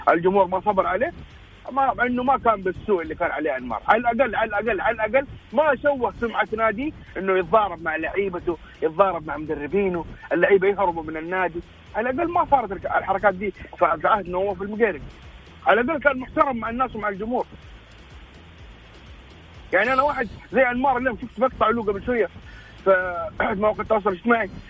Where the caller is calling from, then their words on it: Jeddah, Makkah Province, Saudi Arabia; مشجع هلالي من جده